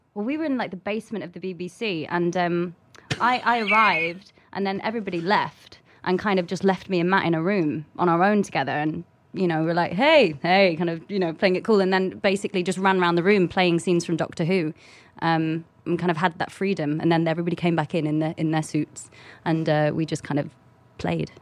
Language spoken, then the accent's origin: English; London, United Kingdom; I come from London